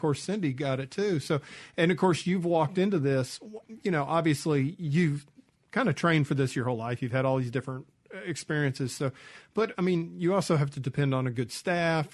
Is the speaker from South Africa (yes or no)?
no; Georgia, United States; now in Mississippi, United States; I grew up in Georgia, so it's like there's big ag there, too